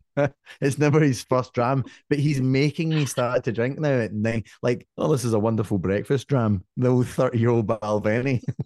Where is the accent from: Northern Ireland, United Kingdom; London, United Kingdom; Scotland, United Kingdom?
Scotland, United Kingdom; me with my family growing up in Scotland